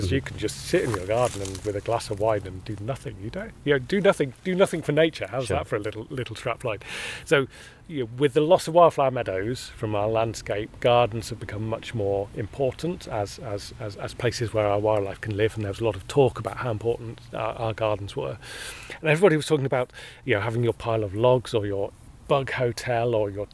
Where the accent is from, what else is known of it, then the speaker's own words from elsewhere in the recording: Hampshire, South East England, United Kingdom; I grew up also in Hampshire, not far from the New Forest